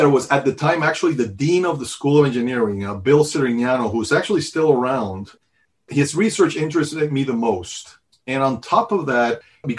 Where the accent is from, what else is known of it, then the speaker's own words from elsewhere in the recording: Venezuela; moved away as an adult; also born or lived in New York City, United States; now in United States; So I grew up in Venezuela. I was actually born in New York City